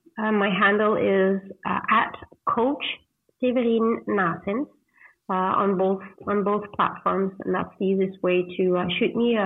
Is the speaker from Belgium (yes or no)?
yes; Ghent, Flanders, Belgium; moved away as an adult; now in Cancun, Mexico; moving back to Ghent in Belgium, my hometown